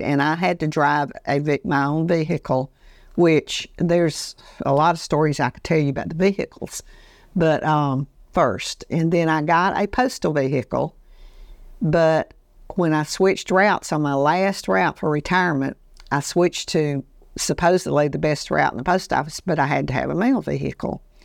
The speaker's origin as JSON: {"language": "English", "town": "Andalusia", "region": "Alabama", "country": "United States", "tie": "born or raised there", "said": "growing up in Andalusia, Alabama"}